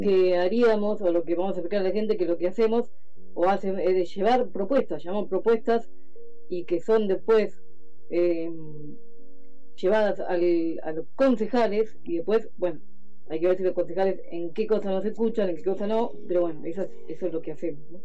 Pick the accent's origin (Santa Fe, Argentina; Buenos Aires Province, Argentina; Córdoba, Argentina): Buenos Aires Province, Argentina; Mar del Plata; Somos eh, ciudadanos de Mar del Plata